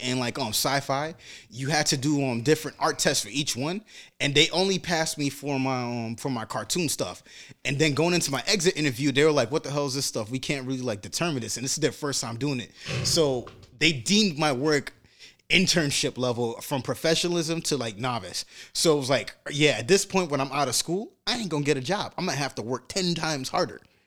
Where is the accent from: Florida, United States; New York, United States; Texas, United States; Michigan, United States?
New York, United States; New York City; being a black man growing up in Brooklyn